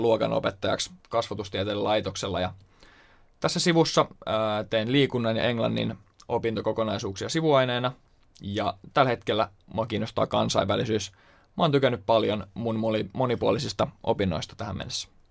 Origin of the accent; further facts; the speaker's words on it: Turku, Southwest Finland, Finland; Mä oon kanssa Turusta kotoisin.